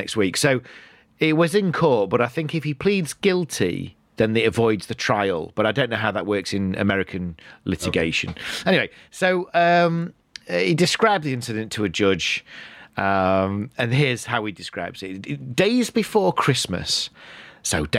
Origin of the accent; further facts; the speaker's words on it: United Kingdom; when I was growing up in British school